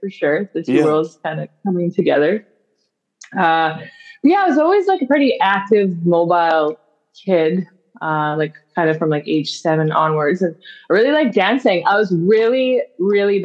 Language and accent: English; Grimsby, Ontario, Canada; I grew up in a small town called Grimsby, Ontario